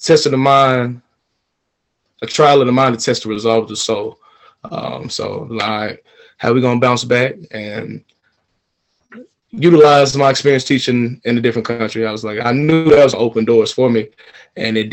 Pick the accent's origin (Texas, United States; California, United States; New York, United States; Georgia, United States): Georgia, United States; Atlanta; moved away as an adult; also born or lived in China; born and raised in Atlanta, Georgia